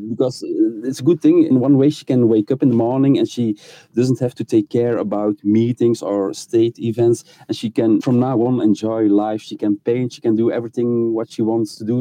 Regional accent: Belgium; I'm from Belgium, we had also a change of throne 10 years ago

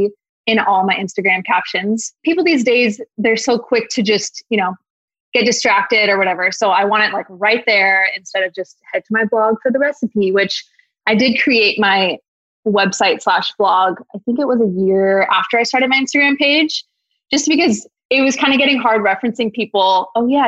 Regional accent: Washington, United States; also born or lived in Oregon; I'm from Washington

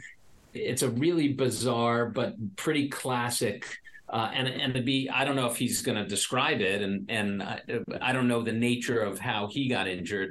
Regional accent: New York, United States; I'm a New Yorker.

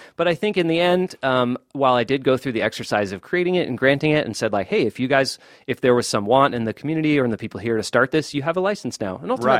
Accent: Boston, Massachusetts, United States; moved away; I grew up listening to like WMBR, Cambridge, and I grew up in Boston.

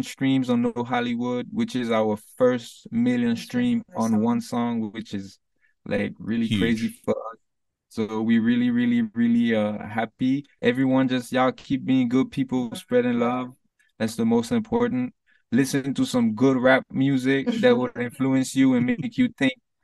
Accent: St. Martin; accent: patois; now in United States; I speak English because I come from St. Martin in the Caribbean, and over there the island is half Dutch, half French, but people speak English. Like, since I was in school, like a little kid, we speak English.

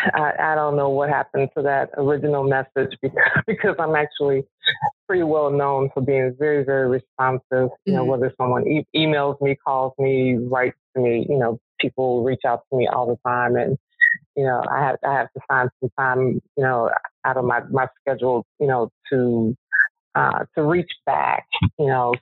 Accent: Chicago, Illinois, United States; I live on the South Side. I was born and raised on the South Side

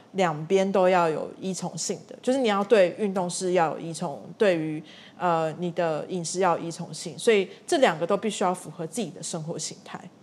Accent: Tainan, Taiwan; 我们家是台南人

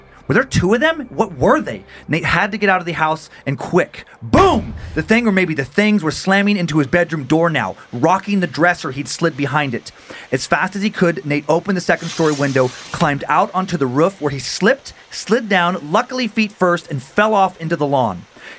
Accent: Riggins, Idaho, United States; We didn't have any of those growing up around Riggins

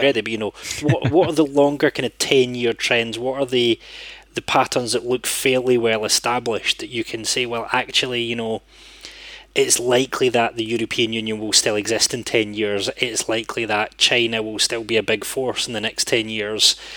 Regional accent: Scotland, United Kingdom; as a Scottish interpreter

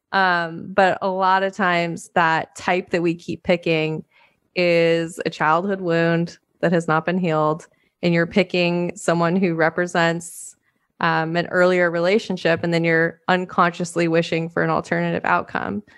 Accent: Montana, United States; I grew up in Montana

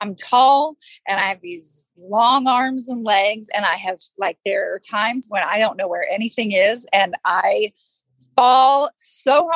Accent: Texas, United States; I grew up in Texas

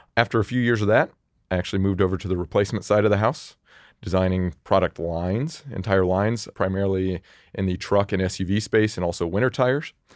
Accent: Indianapolis, Indiana, United States; moved away as an adult; now in Nashville, United States; I was born and raised in Indianapolis

